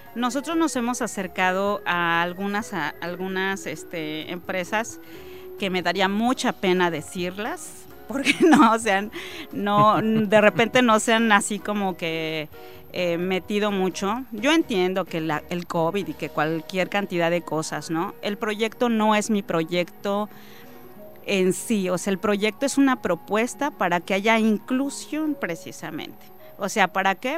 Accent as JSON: {"language": "Spanish", "region": "State of Mexico", "country": "Mexico", "tie": "born or raised there", "moved": "yes", "lives_now": "Campeche, Mexico", "said": "soy nacida en el Estado de México, tengo 20 años viviendo ya en el Estado de Campeche"}